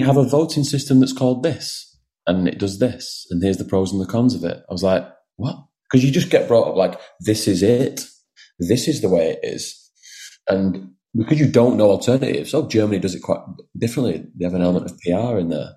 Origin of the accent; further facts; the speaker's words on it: Wigan, North West England, United Kingdom; moved away as an adult; also born or lived in London; now in Wigan, United Kingdom; I was born and raised in Wigan